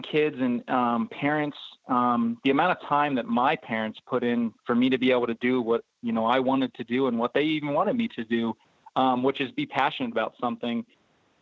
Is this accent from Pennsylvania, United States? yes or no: yes; 30 minutes east of Hershey, Pennsylvania, United States; born or raised there